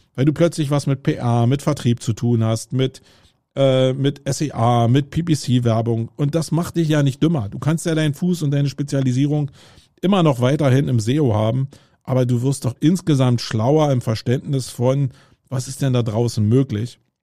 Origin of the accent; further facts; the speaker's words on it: Germany; first language German; ich bin Deutscher und äh, das ist meine Muttersprache